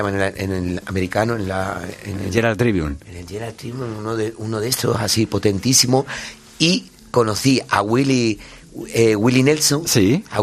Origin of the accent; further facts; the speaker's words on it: Ribeira, Galicia, Spain; Yo soy de Rivera. Yo soy de Riverita y tengo varios amigos.